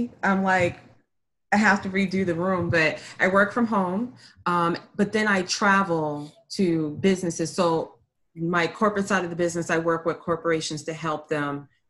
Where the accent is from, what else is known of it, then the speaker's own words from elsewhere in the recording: Boston, Massachusetts, United States; moved away as an adult; I grew up in Boston, and I didn't come down here until 2015 through the military.